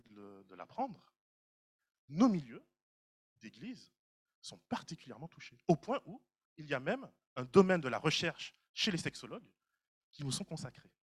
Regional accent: Martinique; moi, en tant que Martiniquais

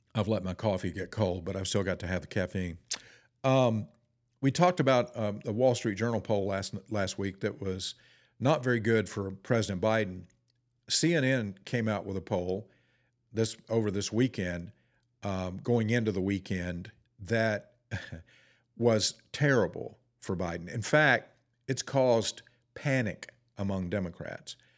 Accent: Forest City, North Carolina, United States; also born or lived in Ellenboro, North Carolina; my hometown, uh, Forest City, North Carolina, I was actually born in Ellenboro, North Carolina, but the closest town where when we went to town, we either went to Shelby or we went to Forest City. That's where I went to high school.

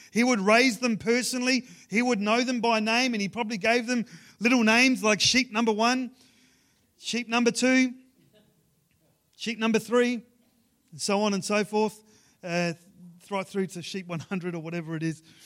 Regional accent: Ceduna, South Australia, Australia; moved away; growing up in Sejuna

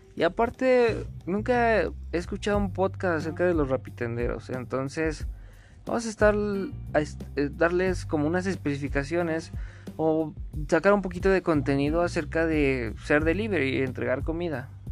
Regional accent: Río Frío, Mexico; moved away; also born or lived in Mexico City; a ver a mis papás al pueblo, a Río Frío

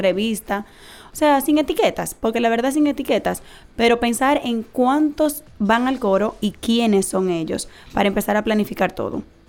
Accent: Dominican Republic; como dominicanos

